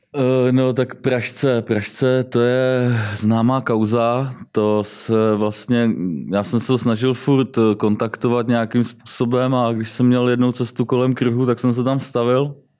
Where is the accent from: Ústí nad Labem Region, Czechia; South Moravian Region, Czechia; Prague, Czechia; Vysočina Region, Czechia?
Vysočina Region, Czechia; Jihlava; also born or lived in Třebíč; Jinak jsem z Jihlavy, jsem elektrikář